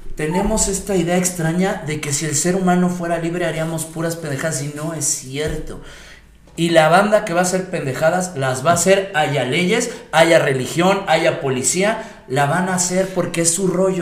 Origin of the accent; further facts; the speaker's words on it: Mexico; Como mexicano